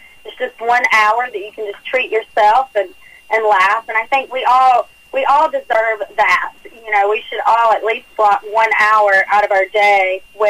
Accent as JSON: {"language": "English", "region": "North Carolina", "country": "United States", "moved": "yes", "lives_now": "Nashville, United States", "said": "we love our Predators here in Nashville. We pull for the Titans if they're playing, as long as they're not playing Carolina, because I'm from North Carolina, so I love my Panthers."}